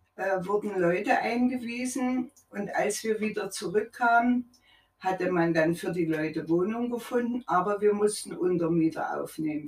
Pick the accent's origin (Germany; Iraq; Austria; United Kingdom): Germany; Leipzig, Saxony; Ich bin in Leipzig geboren, mitten im Krieg